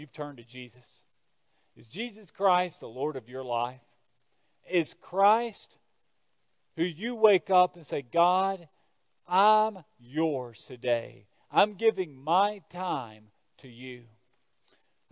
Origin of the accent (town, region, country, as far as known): United States